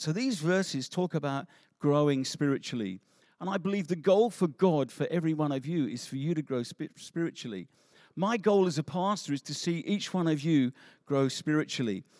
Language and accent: English; England, United Kingdom; also born or lived in Africa; we're English